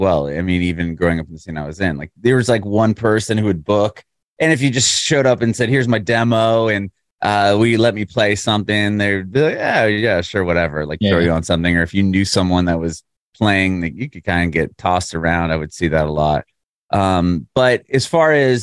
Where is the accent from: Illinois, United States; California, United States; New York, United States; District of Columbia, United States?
California, United States; San Diego; now in Nashville, United States; I grew up in San Diego and there was a music scene there